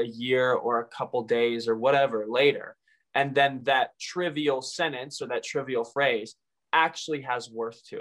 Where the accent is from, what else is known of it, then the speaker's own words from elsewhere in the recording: Mount Juliet, Tennessee, United States; I grew up here in Mount Juliet pretty much all my life.